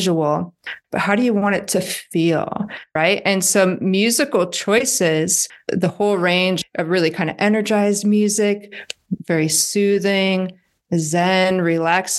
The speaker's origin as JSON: {"language": "English", "region": "Iowa", "country": "United States", "said": "I'm from Iowa"}